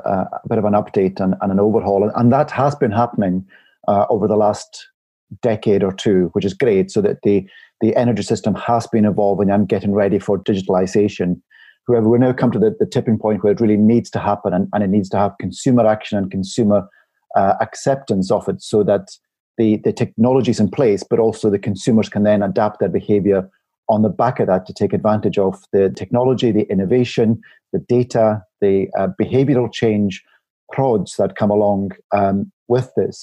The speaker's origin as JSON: {"language": "English", "area": "Isle of Barra, Outer Hebrides", "region": "Scotland", "country": "United Kingdom", "moved": "yes", "said": "I'm originally from the Isle of Barra, near the Outer Hebrides, and I know my parents' home, it's an old croft house"}